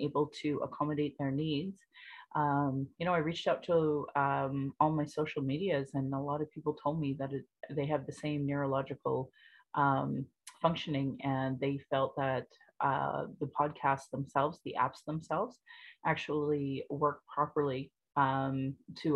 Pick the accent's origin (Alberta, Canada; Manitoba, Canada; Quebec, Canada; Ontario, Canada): Alberta, Canada; Calgary; I was born in Calgary